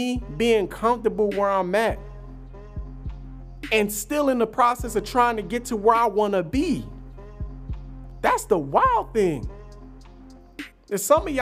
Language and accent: English; New Jersey, United States; I'm from Jersey. Jersey is a different kind of monster in this country